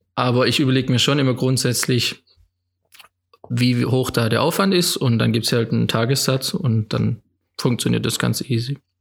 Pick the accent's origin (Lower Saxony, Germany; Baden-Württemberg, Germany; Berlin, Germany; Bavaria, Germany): Baden-Württemberg, Germany; Rottweil; ich bin hier aufgewachsen in Rottweil, in einem kleinen Dorf bei Rottweil, Zepfenhorn